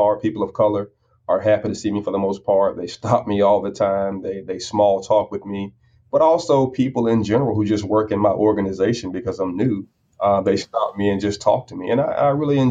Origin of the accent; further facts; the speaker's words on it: United States; As an American, as a proud American